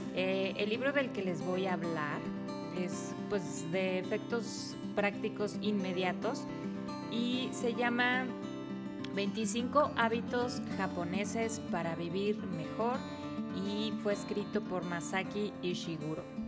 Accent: Mexico; nosotros em, como mexicanos

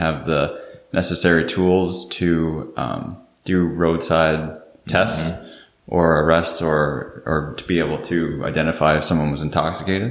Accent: Toronto, Ontario, Canada; now in Vancouver, Canada; I'm from Toronto.

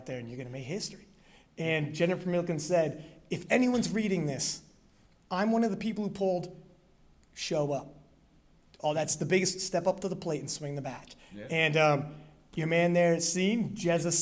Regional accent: Canada; I'm Canadian

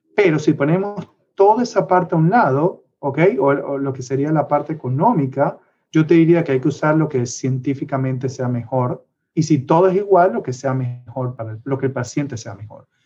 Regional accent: Venezuela; moved away; soy de Venezuela y eso siempre lo llevaré por dentro

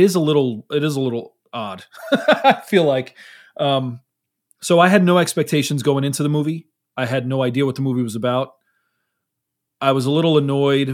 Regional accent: New York City, New York, United States; moved away; I grew up in New York City

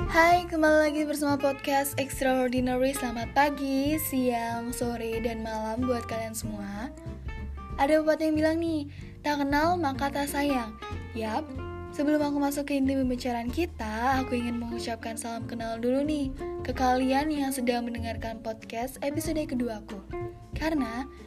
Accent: Bali, Indonesia; also born or lived in Bandung; Aku lahir di Bandung dan dibesarkan di Bali

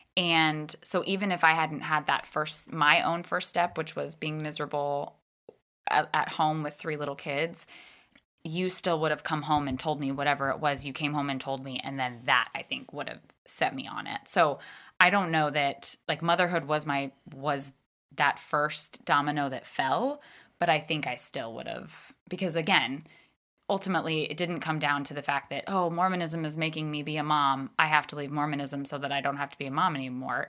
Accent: Northern Virginia, United States; I grew up in Northern Virginia

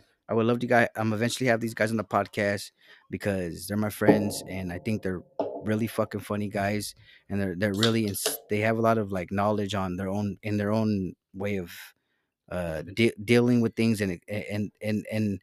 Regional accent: Salinas, California, United States; I'm from Salinas.

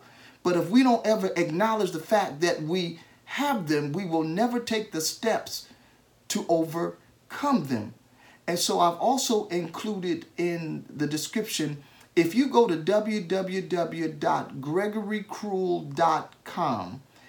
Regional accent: United States; as an American citizen

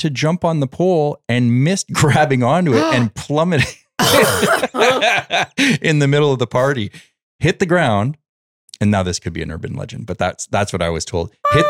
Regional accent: Montreal, Quebec, Canada; now in United States; Montreal, we have the auto

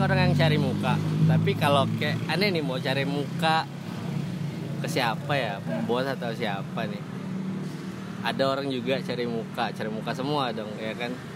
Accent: Palembang, South Sumatra, Indonesia; Gue lahir di Palembang.

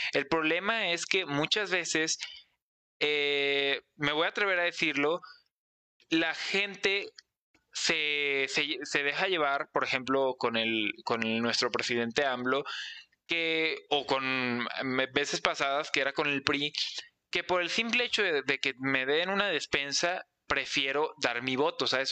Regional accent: Mexico; soy mexicano

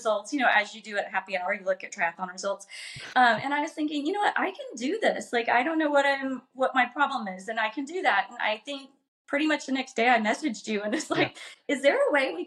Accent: southern Illinois, United States; born or raised there

